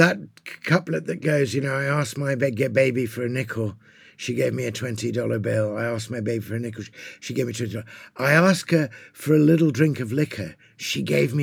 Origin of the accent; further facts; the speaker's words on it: England, United Kingdom; I'm an Englishman of a certain generation.